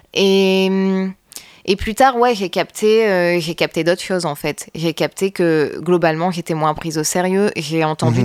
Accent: Roubaix, Hauts-de-France, France; also born or lived in Lille; j'ai grandi à Roubaix. Je suis née à Lille, mais j'ai grandi à Roubaix principalement.

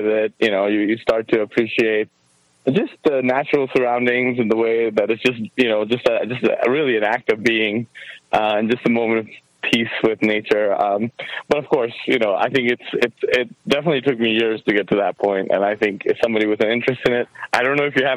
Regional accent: Kathmandu, Bagmati, Nepal; moved away; also born or lived in Ohio; I actually was born and raised in Kathmandu, Nepal, the country of Nepal, the city of Kathmandu.

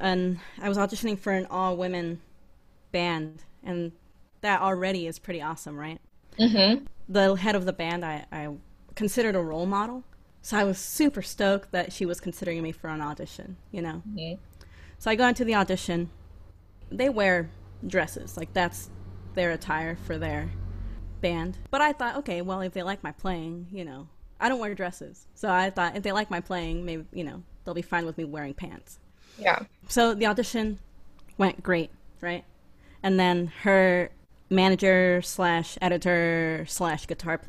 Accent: Texas, United States; moved away; also born or lived in upstate New York / Boston; growing up in Texas, growing up in a Mexican household

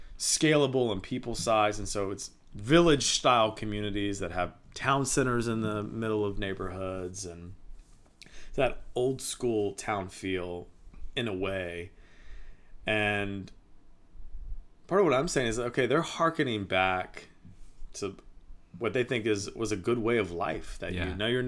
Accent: Virginia, United States; It's very different than growing up in Virginia.

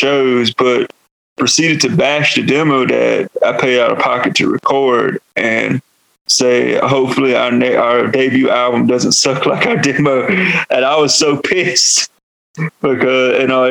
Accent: North Carolina, United States; accent: Southern; moved away as an adult; now in New Mexico, United States; I am from North Carolina. I come from the Halawasapani and Nansemond tribes out of North Carolina and Virginia. I am Eastern Woodlands, and also that's why I have a Southern accent.

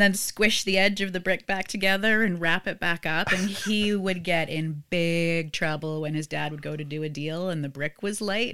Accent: Vancouver, British Columbia, Canada; I grew up in Vancouver

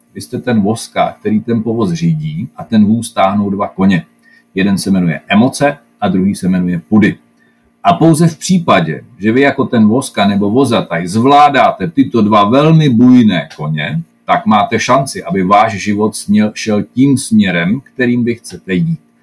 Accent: Czechia

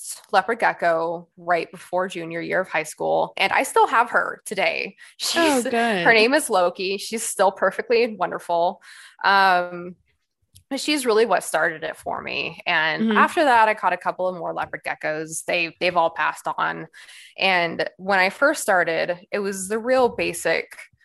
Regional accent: Bay Area, California, United States; moved away as an adult; now in Arizona, United States; I'm actually from California. Okay. Bay Area, all around there, whole life until I was 18

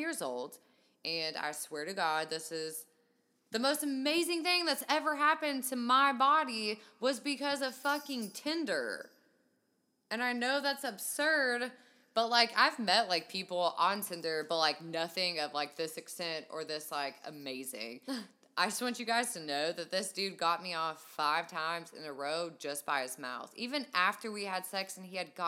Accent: Kentucky, United States; I'm from Kentucky

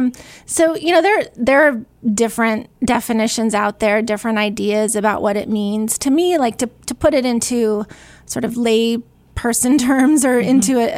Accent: California, United States; And I did transfer to UC Davis. I'm from California. So I did all of my education there.

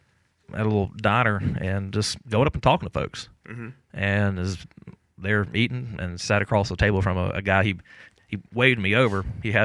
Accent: Jackson, Mississippi, United States; I'm born and raised in South Jackson. I was born at Davis Hospital, so for the first 12 years of my life, I lived off of McDowell Road.

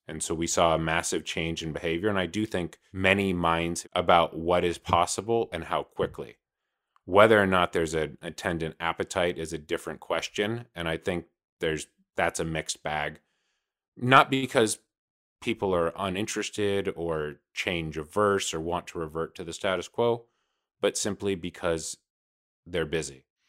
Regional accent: Los Angeles, California, United States; I'm from Los Angeles, California

